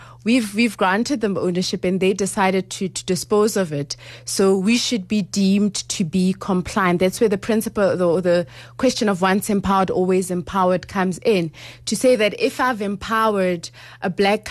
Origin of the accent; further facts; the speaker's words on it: Lesotho; I don't want to buy a house in Rustenburg when I'm actually from Lesotho.